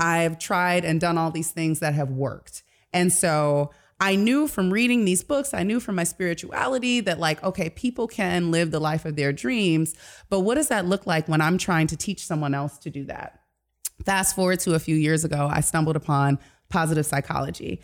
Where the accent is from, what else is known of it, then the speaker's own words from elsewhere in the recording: Detroit, Michigan, United States; moved away; I'm from Detroit originally